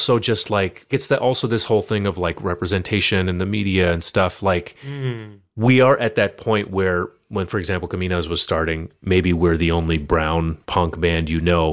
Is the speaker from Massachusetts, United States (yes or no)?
yes; Boston, Massachusetts, United States; We grew up together here in Boston